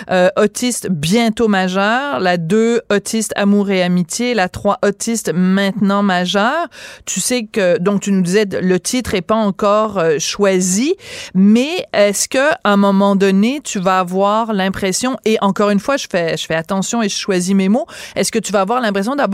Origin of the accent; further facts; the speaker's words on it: Montreal, Quebec, Canada; C'est fou que ce, soit, que ce soit chez nous à Montréal.